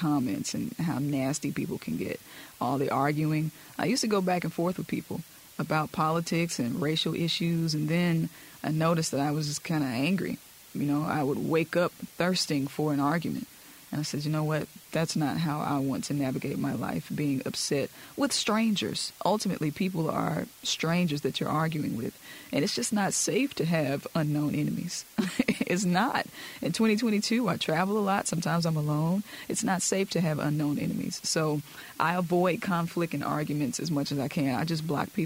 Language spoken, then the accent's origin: English; Mississippi, United States; I am from Mississippi. I'm a product of Mississippi